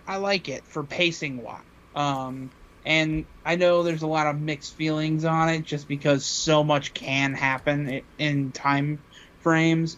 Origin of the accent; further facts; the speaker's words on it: Chicago, Illinois, United States; I'm from Chicago